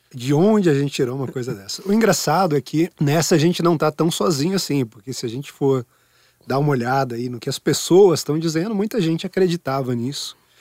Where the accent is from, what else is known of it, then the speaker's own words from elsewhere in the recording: Sorocaba, São Paulo, Brazil; now in São Paulo, Brazil; em Sorocaba, minha cidade natal